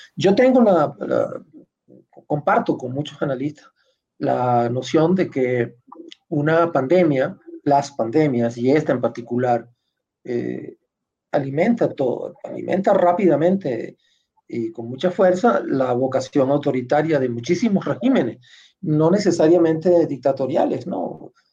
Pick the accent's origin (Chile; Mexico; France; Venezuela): Venezuela; mi país